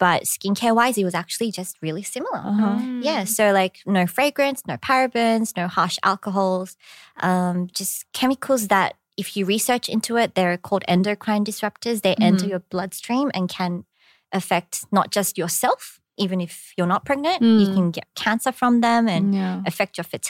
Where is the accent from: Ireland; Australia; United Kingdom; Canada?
Australia; accent: Australian; now in Korea; I was way more Aussie when I first came to Korea as well. Like my accent was really yobbo. But now I'm like a little more Americanized. I roll my R's a bit.